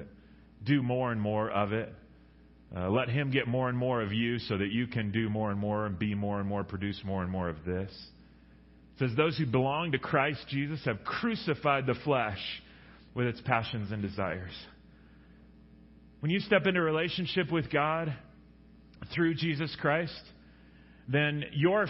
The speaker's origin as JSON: {"language": "English", "town": "Long Beach", "region": "California", "country": "United States", "tie": "born or raised there", "said": "I grew up in Long Beach, California"}